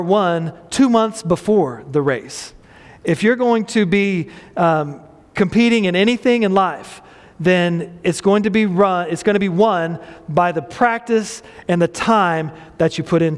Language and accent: English; Midland, Texas, United States; I grew up in a mobile home park, Airline Mobile Home Park in Midland, Texas